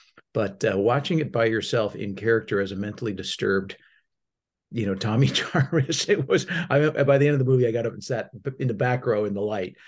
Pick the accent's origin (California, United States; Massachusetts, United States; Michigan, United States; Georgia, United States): California, United States; Glen Ellen; also born or lived in Manhattan, New York; I mean, I was born in Manhattan, New York, but somebody put down that I, you know, I did grow up in Glen Ellen.